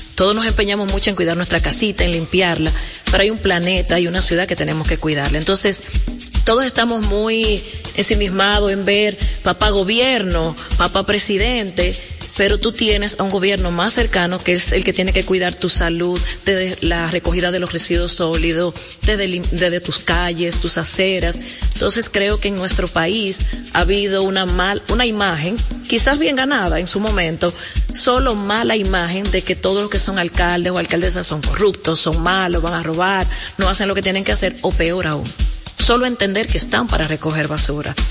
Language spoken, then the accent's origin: Spanish; La Vega, Dominican Republic; moved away; also born or lived in Santo Domingo; Y aunque nací en La Vega, la verdad que soy capitaleña de corazón, trabajo en Santo Domingo Norte.